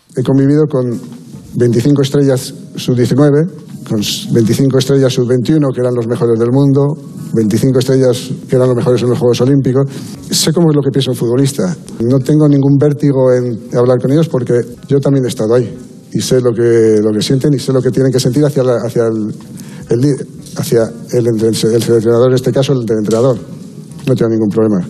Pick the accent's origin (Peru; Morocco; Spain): Spain; En España somos muy fieles a, nuestra selección